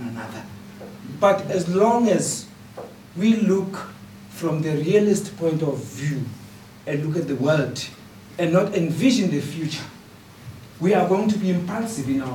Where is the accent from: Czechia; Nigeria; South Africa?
South Africa; moved away; a refugee myself from South Africa